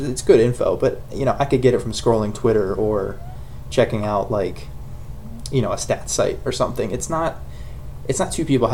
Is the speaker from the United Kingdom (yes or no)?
no; Glen Burnie, Maryland, United States; moved away as an adult; now in Frederick, United States; I was born in Glen Burnie and recently moved to Frederick